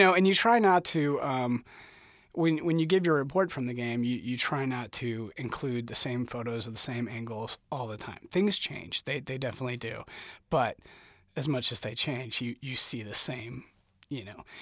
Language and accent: English; St. Charles, Missouri, United States; moved away as an adult; now in Lawrence, United States; I'm from Saint Charles, Missouri